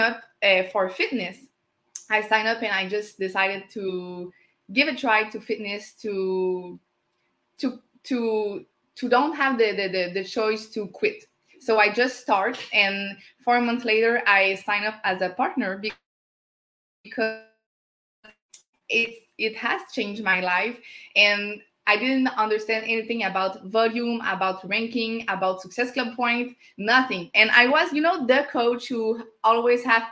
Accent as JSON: {"language": "English", "country": "Canada", "second_language": "English", "said": "as a French Canadian"}